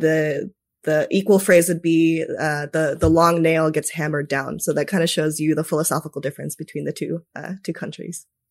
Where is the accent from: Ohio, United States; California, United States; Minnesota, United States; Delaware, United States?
Minnesota, United States; also born or lived in Tokyo, Japan; I was raised in Minnesota after that for the most part.